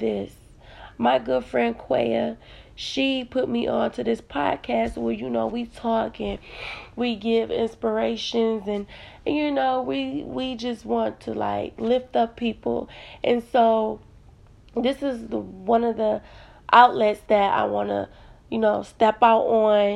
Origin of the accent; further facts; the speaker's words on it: Detroit, Michigan, United States; I am from Detroit, Michigan